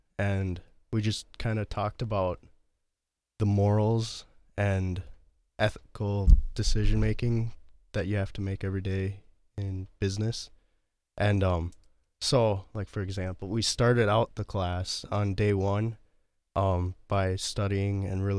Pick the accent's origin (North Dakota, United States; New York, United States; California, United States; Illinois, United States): North Dakota, United States; Fargo; born there; I was not. I was born in Fargo, North Dakota.